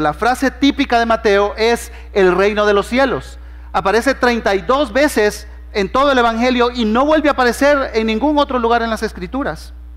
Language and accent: Spanish; Honduras; moved away as an adult; also born or lived in Guatemala City, Guatemala / Argentina / southern United States; now in Guatemala; Cuando tenía dos años, mis padres, que son hondureños, se movieron para allá y crecí en Honduras, ¿verdad? Entonces por eso hablo así medio raro